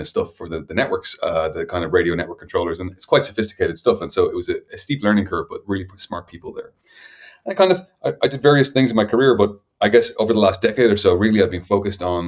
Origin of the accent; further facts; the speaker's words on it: Dublin, Leinster, Ireland; I come from Dublin in Ireland